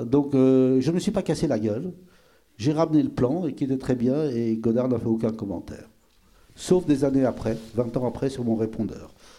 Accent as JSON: {"language": "French", "country": "Belgium", "said": "je suis belge"}